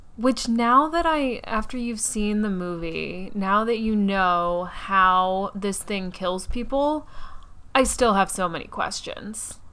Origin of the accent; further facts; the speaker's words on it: Atlanta, Georgia, United States; now in New York City, United States; I grew up in Atlanta